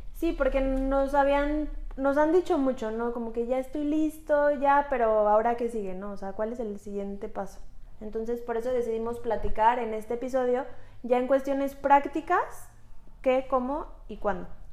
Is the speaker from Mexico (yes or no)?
yes; Mexico; Somos mujeres mexicanas